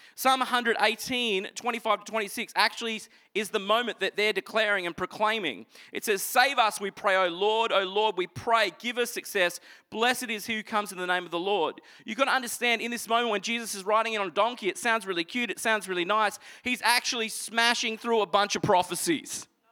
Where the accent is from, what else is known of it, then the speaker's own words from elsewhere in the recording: Toowoomba, Queensland, Australia; I grew up in Toowoomba